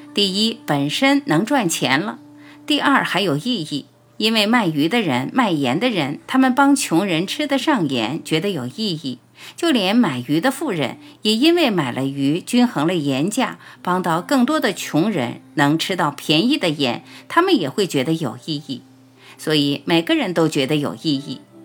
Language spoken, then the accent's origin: Chinese; China; 我们中国人讲道义